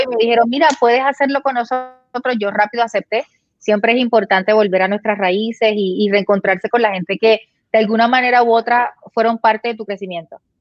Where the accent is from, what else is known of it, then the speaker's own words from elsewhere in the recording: Puerto Rico; now in Florida, United States; nosotros como puertorriqueños tenemos familia allá y estamos aquí